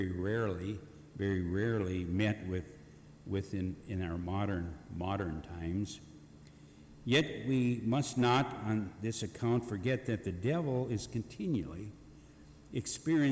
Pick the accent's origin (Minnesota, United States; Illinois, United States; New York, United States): Minnesota, United States; Eagle Bend; Currently in my hometown Eagle Bend, Minnesota, Minnesota, Todd County, Wadena County